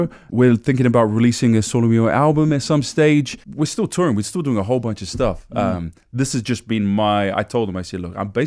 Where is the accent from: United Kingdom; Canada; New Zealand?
New Zealand; I'm from New Zealand.